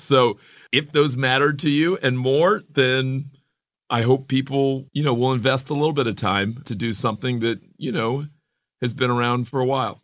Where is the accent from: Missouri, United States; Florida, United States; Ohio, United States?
Florida, United States; Miami; a young black kid growing up in Miami in the seventies and eighties